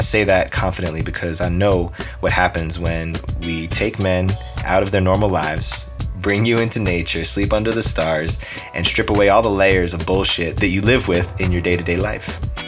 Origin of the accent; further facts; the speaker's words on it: East Coast, United States; We're both from the East Coast, and he's got that flavor of realness that he brings to the table.